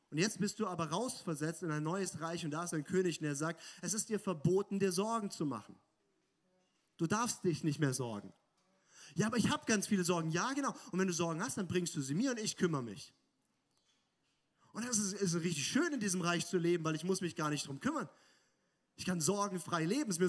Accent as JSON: {"language": "German", "country": "Germany", "said": "oder oder äh, als, als Deutsche sind wir da auch ganz gut."}